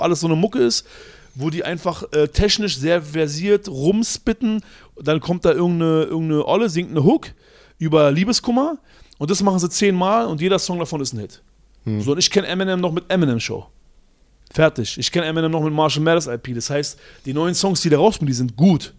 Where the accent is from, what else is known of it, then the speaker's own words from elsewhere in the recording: Berlin, Germany; ich komme aus Berlin, Schöneberg